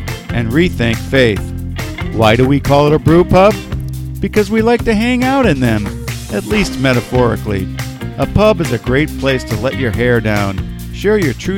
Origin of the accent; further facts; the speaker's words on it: Boston, Massachusetts, United States; now in Pacific Northwest, United States; I'm also from Boston originally as well